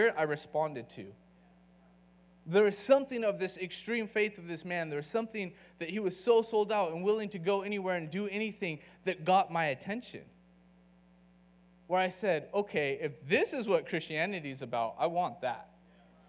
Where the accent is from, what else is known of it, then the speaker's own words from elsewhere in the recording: California, United States; moved away as an adult; now in Austin, United States; I'm from California, so I can be kind of laid back